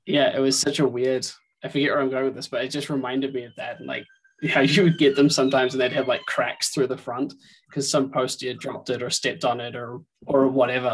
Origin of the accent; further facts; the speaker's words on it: New Zealand; moved away; I grew up in New Zealand